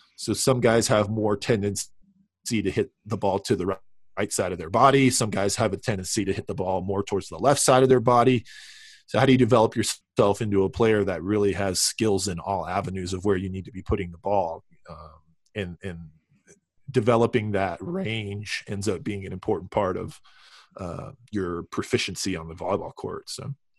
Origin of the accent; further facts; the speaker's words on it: Southern California, United States; I grew up in Southern California